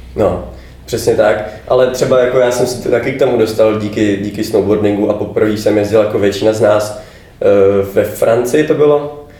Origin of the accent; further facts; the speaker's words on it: Bohemia, Czechia; jsem z Čech